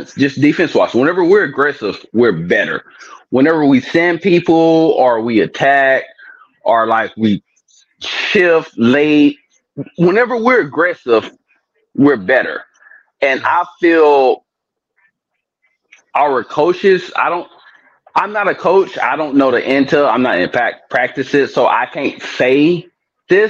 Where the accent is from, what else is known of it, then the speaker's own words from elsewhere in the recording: Houston, United States; now in California, United States; I grew up in Houston, moved to California, met my wife